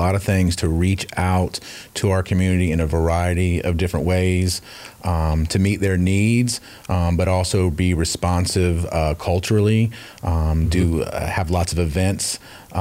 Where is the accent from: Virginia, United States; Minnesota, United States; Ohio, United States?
Virginia, United States; Northern; moved away as an adult; also born or lived in Tennessee; now in Cobb County, Georgia, United States; I'm actually from Northern Virginia, grew up there outside of D.C.